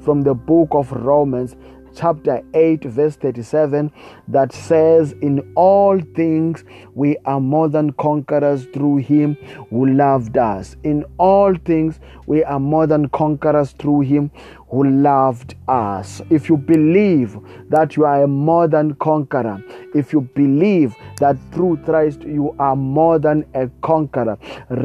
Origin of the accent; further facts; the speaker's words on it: South Africa; I come from South Africa to bring you the Word of God. I come from South Africa